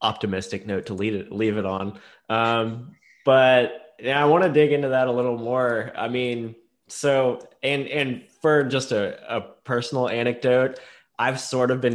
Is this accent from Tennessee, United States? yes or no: yes; Knoxville, Tennessee, United States; growing up in East Tennessee